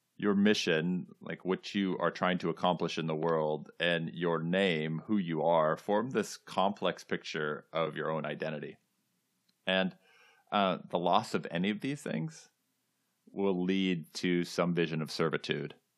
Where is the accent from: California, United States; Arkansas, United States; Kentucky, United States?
California, United States; moved away as an adult; now in New England, United States; I grew up in California.